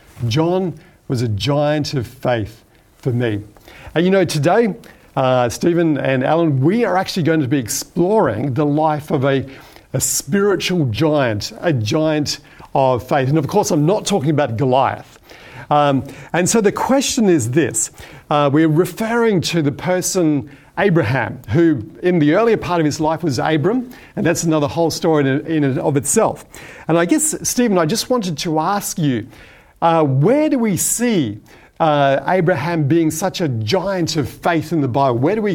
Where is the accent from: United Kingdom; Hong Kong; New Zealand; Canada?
Hong Kong; I grew up in Hong Kong, where my parents were working as medical missionaries at the Seventh-day Adventist Hospital, which was located in Chun Wan.